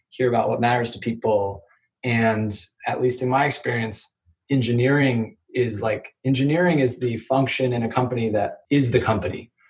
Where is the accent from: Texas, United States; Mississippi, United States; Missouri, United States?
Missouri, United States; Kansas City; originally from Kansas City, went to undergrad in Arizona